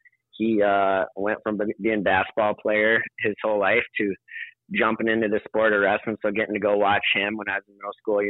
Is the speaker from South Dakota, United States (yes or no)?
yes; Sturgis, South Dakota, United States; moved away as an adult; also born or lived in Winner, South Dakota; now in St. Louis Park, United States; So we moved over to Sturgis from Winter, South Dakota. It would have been my first, when I was in first grade